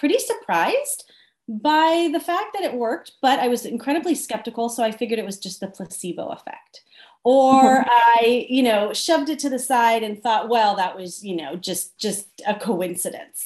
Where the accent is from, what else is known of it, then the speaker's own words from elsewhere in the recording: Southern California, United States; I'm from Southern California